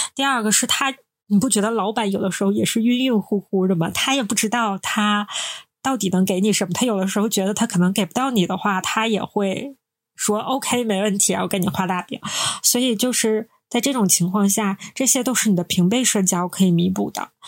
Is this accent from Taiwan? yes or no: no; Northeast China, China; 我们是三个来自东北的ladies